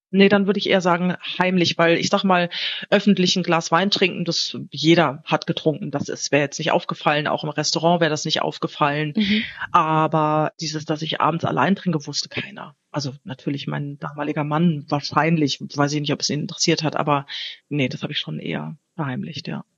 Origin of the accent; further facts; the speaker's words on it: Wiesbaden, Hesse, Germany; moved away as an adult; also born or lived in Hamburg; now in Portugal; ich bin ja in Hessen aufgewachsen